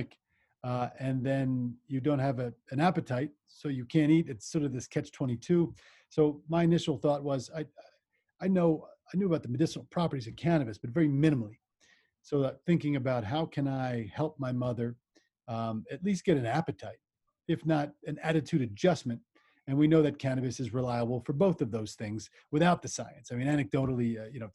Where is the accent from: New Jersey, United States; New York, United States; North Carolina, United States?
New Jersey, United States; southern; now in Colorado, United States; I grew up in New Jersey, southern New Jersey, and I live in Colorado